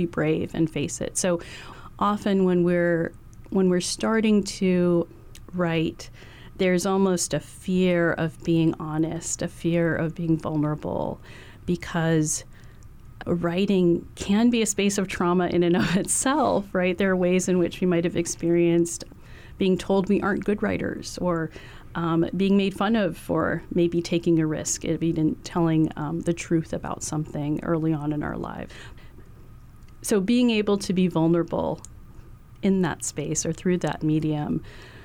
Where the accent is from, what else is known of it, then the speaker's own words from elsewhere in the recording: Hawaii, United States; colonial silencing that we've experienced in Hawaii